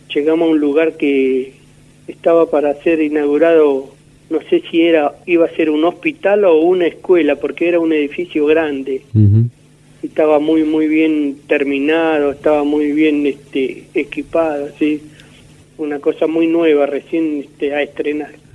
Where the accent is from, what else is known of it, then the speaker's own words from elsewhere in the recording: Trelew, Chubut, Argentina; also born or lived in Comodoro Rivadavia; now in Rawson, Argentina; Soy nativo de la provincia, nací en Comodoro, en Comodoro Rivadavia, pero este, hace muchos años que desde muy pibe me vine a vivir a la ciudad de Trelew.